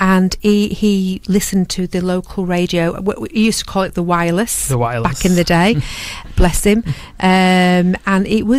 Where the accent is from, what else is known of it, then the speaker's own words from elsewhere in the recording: Lancaster, North West England, United Kingdom; I come from Lancaster, so my local radio station is